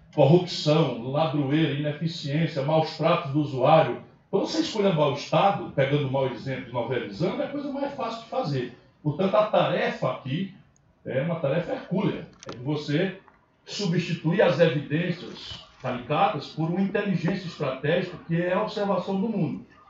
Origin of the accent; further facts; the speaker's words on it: Sobral, Ceará, Brazil; moved away; Meu vim de Sobral, sabe como é, né? Eu saí de Sobral, mas Sobral não saiu de mim.